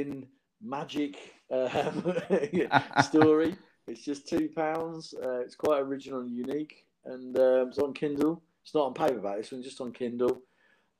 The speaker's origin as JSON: {"language": "English", "town": "Northampton", "region": "East Midlands", "country": "United Kingdom", "tie": "born or raised there", "said": "my hometown, Northampton"}